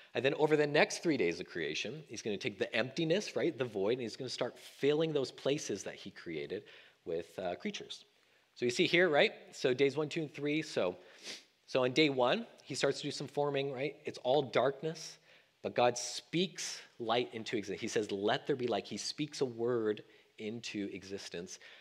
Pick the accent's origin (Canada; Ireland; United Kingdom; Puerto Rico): Canada; moved away as an adult; now in Sacramento, United States; as a Canadian thinking about becoming an American